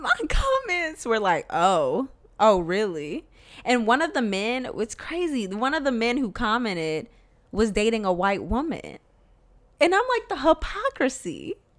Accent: the South, United States; moved away; also born or lived in the North (US) / Rhode Island; I grew up in the South

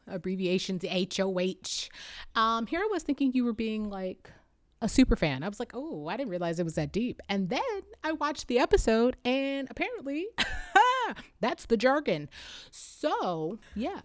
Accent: Michigan, United States; we say we're from Detroit

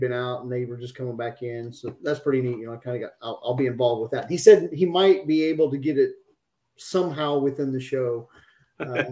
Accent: just outside Des Moines, Iowa, United States; moved away as an adult; also born or lived in Florida / Alaska / Georgia; I grew up in Iowa, just outside Des Moines

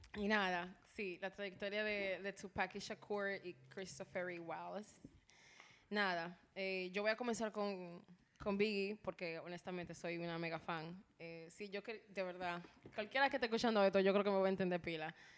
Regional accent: Dominican Republic; como buen dominicano

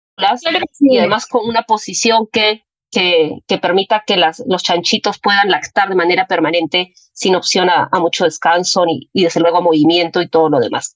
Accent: Puno, Peru; soy de Puno

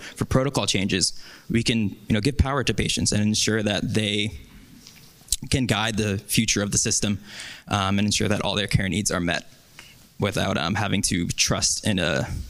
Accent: New York, United States; I'm from New York

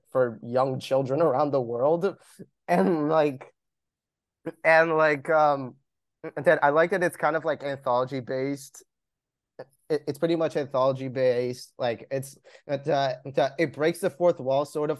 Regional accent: Long Island, New York, United States; I'm from Long Island

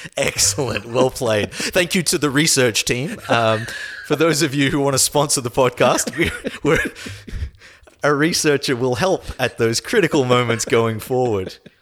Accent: Australia

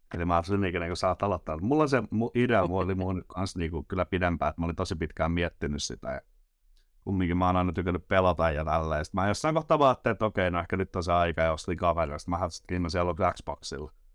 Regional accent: Nokia, Pirkanmaa, Finland; Nokialta Pirkanmaalta

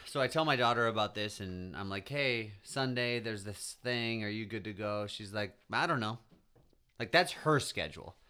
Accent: United States; as an American

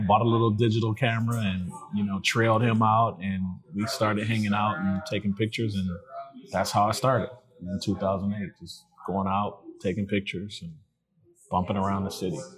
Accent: Detroit, Michigan, United States; I'm from from Detroit. I was born on the West Side at uh, Sinai Hospital. On, okay. On the West Side, 1977. Uh, lived on Marlow, off Puritan, and um, spent my my childhood years and my teen years here in the city

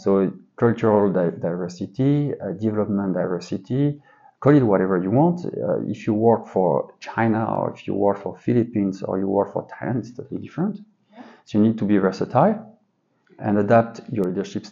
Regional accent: suburb of Paris, Île-de-France, France; English is a second language; moved away as an adult; my universe was quite focused on a small part of the suburb in Paris.

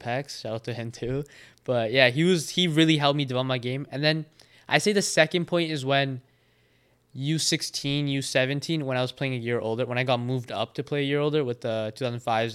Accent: Prince George, British Columbia, Canada; also born or lived in Vancouver; But growing up in Prince George

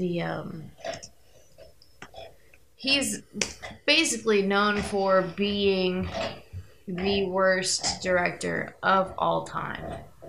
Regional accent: Indiana, United States; We're from Indiana, where all the psychos come from, because we have nothing to do. There's corn here

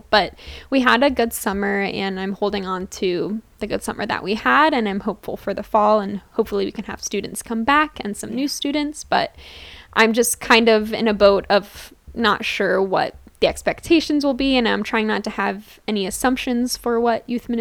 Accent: Dillsburg, Pennsylvania, United States; I grew up in Dillsburg, Pennsylvania, aka Pickletown

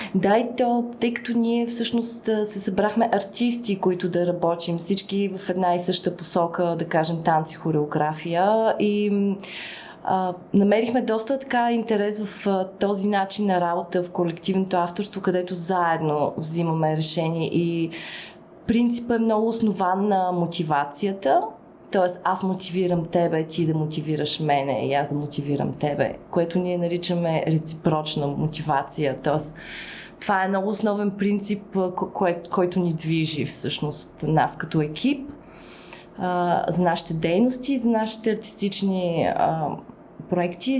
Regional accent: Burgas, Burgas Province, Bulgaria; аз съм от Бургас, съответно там също, освен че съм от Бургас, там съм стартирала

